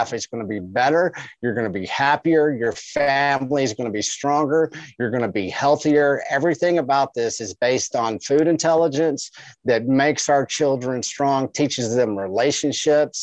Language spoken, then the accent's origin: English; West Texas, United States; I come from West Texas. We don't have a lot of trees.